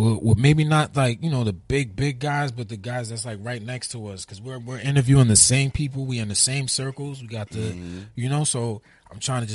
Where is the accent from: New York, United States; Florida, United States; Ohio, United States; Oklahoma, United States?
New York, United States; New York City; Red Hook, that's because that's where I'm from. You know, I'm from Utica Ave too